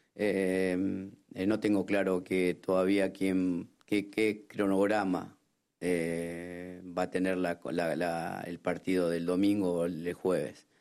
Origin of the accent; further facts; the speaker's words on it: Argentina; como argentino